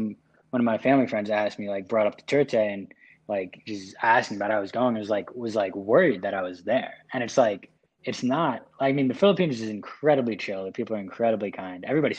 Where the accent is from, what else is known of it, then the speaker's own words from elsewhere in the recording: United States; moved away; also born or lived in China; I lived in China for however long, and like being in America, yeah, it's like I'll say I'm American